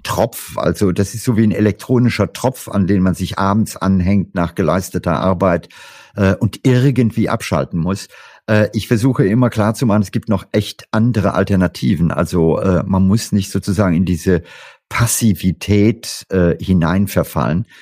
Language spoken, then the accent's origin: German; India; moved away; ich habe meine Kindheit in Indien verlebt